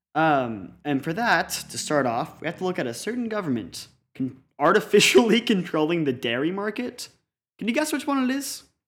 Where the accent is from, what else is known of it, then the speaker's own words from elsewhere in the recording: Colorado, United States; I am from Colorado